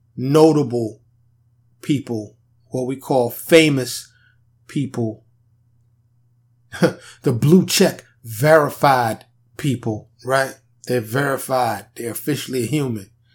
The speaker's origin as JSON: {"language": "English", "town": "New York City", "region": "New York", "country": "United States", "tie": "born or raised there", "moved": "yes", "lives_now": "Dallas, United States", "said": "I grew up in New York City, primarily Harlem and the Bronx."}